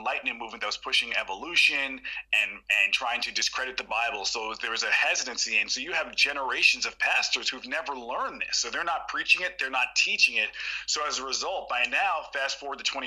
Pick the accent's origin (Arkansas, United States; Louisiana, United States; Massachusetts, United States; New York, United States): New York, United States; New York City; I was born in New York City in the Bronx, New York